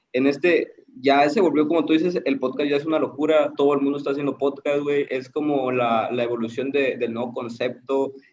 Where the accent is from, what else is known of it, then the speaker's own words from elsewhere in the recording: Tapachula, Chiapas, Mexico; now in Tuxtla Gutiérrez, Mexico; soy de Tapachula, pero radico en Tuxtla, en Chiapas